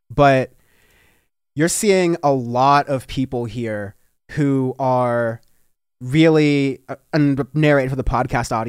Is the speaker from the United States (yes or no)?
yes; United States; I'm, I'm American, but I don't agree with all that stuff going on with Trump and whatnot.